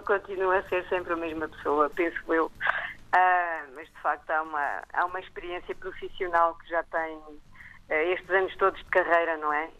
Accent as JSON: {"language": "Portuguese", "town": "Nice", "region": "Provence-Alpes-Côte d'Azur", "country": "France", "tie": "born or raised there", "moved": "yes", "said": "eu nasci no sul de França, nasci em Nice"}